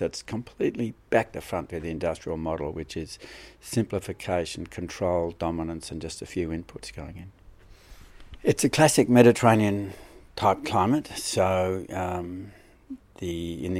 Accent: southern Australia, Australia; I'm obviously from Australia, southern Australia.

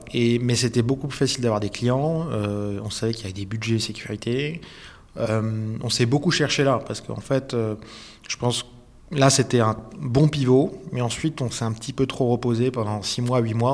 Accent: France; also born or lived in Switzerland / Hong Kong / Zurich; now in Lausanne, Switzerland; je suis un Français qui est arrivé en Suisse

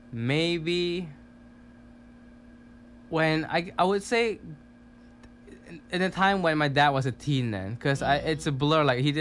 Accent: Penang, Malaysia; moved away as an adult; my hometown is in Penang, Malaysia.

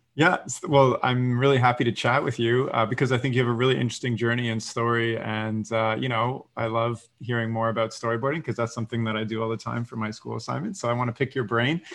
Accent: Canada; growing up in Canada

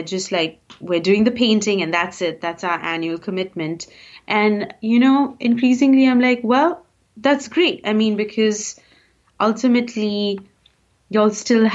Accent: Bangalore, Karnataka, India; moved away as an adult; also born or lived in Bombay, India; now in United States; growing up in Bangalore, middle class, super apathetic

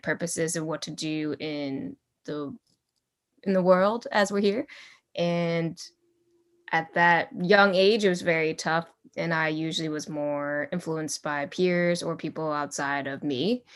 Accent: United States; grew up in the U S, so, yeah, technically, I'm not really, I'm American.

